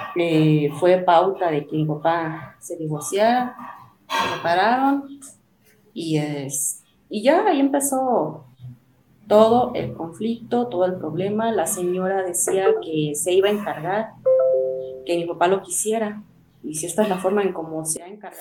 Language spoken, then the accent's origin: Spanish; Mexico City, Mexico; moved away; also born or lived in Chiapas; Yo soy de la Ciudad de México